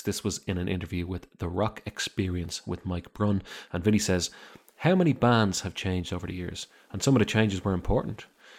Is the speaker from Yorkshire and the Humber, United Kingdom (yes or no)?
no; Birmingham, West Midlands, United Kingdom; Old times and growing up in Birmingham and all that.